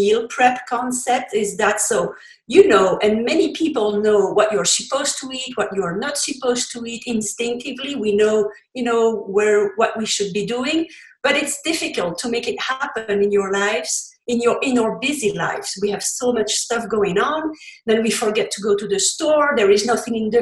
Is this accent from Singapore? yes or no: no; Belgium; first language French; English is a second language; now in Colorado, United States; you heard from my accent. English is not my first language. I come from Belgium and I speak French originally.